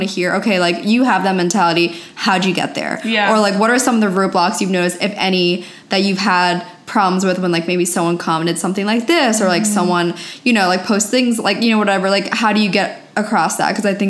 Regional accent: East Coast, United States; now in California, United States; I'm originally from the East Coast and I moved out to California about 4.5 years ago.

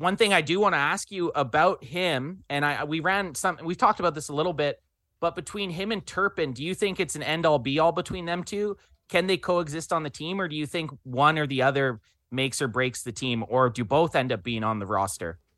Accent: Canada; we're Canadian boys

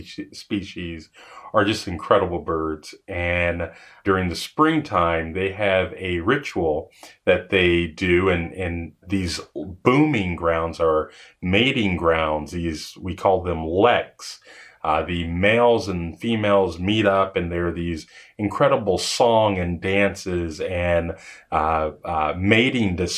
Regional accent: Dallas, Texas, United States; moved away; also born or lived in Los Angeles, California / Minnesota; I grew up in Dallas, Texas, and California

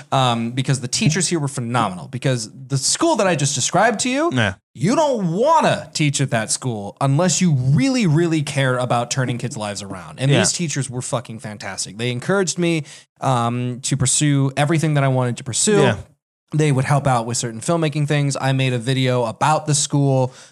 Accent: California, United States; I grew up near Disneyland, and I've gone more times than I can count.

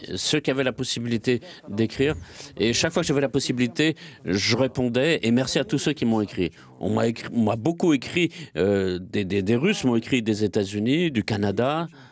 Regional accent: Russia; Je suis fier que je suis russe

